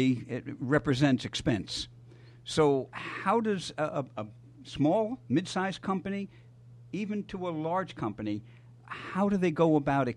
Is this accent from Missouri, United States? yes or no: yes; Missouri, United States; I'm from Missouri